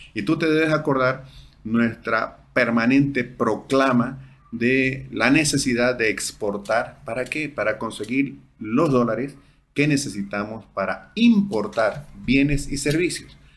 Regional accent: Bolivia; todos somos bolivianos

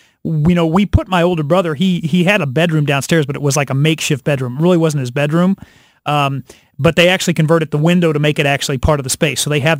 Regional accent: Hannibal, Missouri, United States; moved away; the house that we grew up in Hannibal, Missouri, is up for sale.

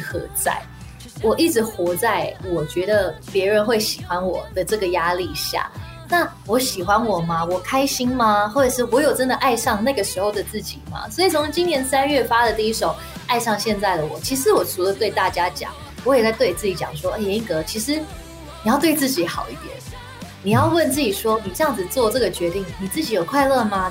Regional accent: Singapore; moved away; 我在新加坡长大的时候，其实我唱很多R and B

